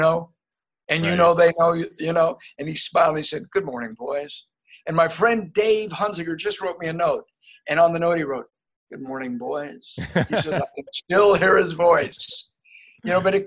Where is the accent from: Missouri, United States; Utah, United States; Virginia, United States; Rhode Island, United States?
Virginia, United States; Northern; also born or lived in Japan; we're both from Northern Virginia, big state school